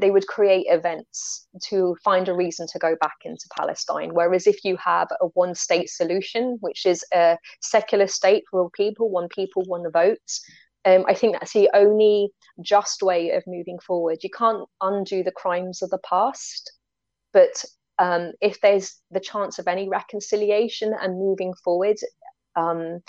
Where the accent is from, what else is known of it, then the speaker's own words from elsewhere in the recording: United Kingdom; as a European, and especially as a British European